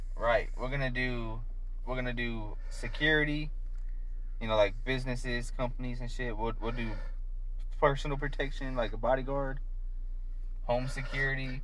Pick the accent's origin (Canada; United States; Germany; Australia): United States; Fort Myers, Florida; moved away as an adult; also born or lived in Hazlehurst, Georgia; I was raised in South Florida, Fort Myers, until I was 18.